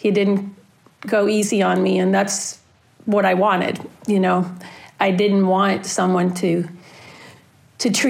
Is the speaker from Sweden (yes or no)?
yes; Sweden; moved away as an adult; now in United States; I'm originally from Sweden, born and raised, and I moved to the States in the end of 99, beginning of 2000